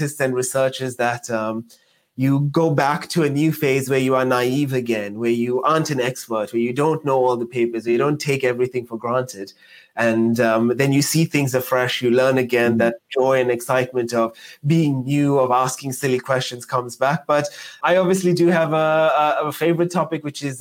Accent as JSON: {"language": "English", "town": "Johannesburg", "region": "Gauteng", "country": "South Africa", "tie": "born or raised there", "moved": "yes", "said": "I'm South African. So I started in South Africa, in Johannesburg, growing up in the south of Johannesburg"}